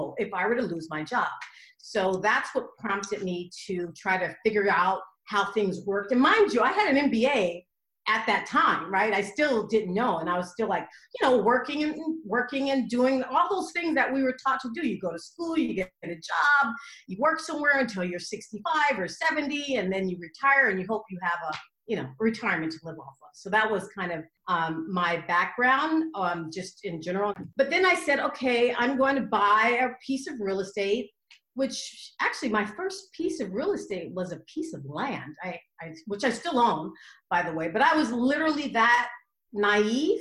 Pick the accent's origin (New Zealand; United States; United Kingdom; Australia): United States; Los Angeles, California; also born or lived in Inglewood, California; I grew up in South Central